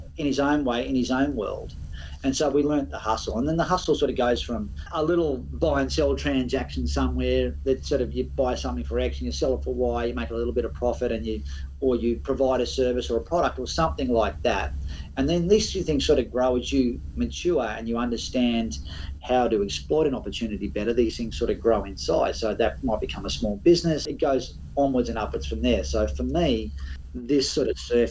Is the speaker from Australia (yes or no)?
yes; Byron Bay, New South Wales, Australia; I grew up in Byron Bay.